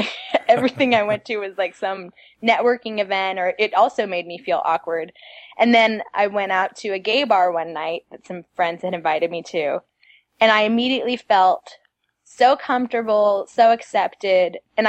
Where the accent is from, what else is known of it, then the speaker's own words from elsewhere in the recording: Madrid, Community of Madrid, Spain; because of the foundation I had in the church as a child, because I grew up in Madrid. We were a very small congregation.